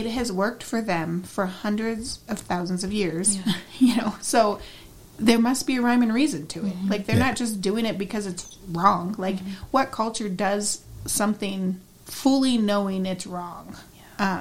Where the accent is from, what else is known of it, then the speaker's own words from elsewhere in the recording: United States; I, as a white American woman